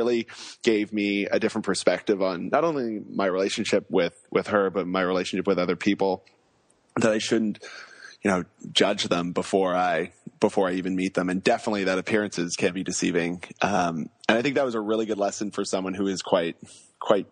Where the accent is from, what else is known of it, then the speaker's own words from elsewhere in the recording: Vancouver, British Columbia, Canada; moved away as an adult; also born or lived in Australia; I grew up in Vancouver on the other side of the country.